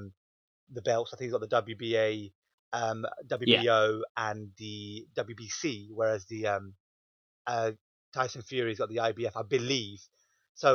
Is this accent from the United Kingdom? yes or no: yes; United Kingdom; us being British fans